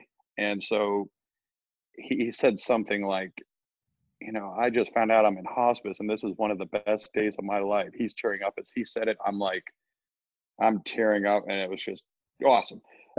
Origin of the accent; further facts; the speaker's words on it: Columbus, Ohio, United States; I'm from Columbus as well.